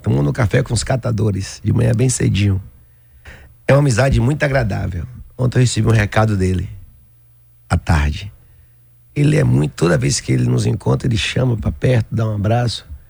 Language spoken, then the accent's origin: Portuguese; Aiquara, Bahia, Brazil; Aiquara que eu vou, que é o município onde eu nasci